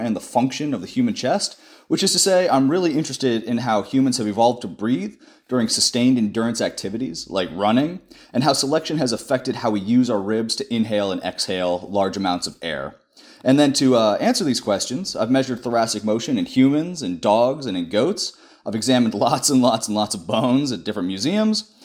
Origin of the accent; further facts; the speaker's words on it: Denver, Colorado, United States; moved away as an adult; also born or lived in Saint Louis / Cambridge; I'm originally from Denver, Colorado, the Mile High City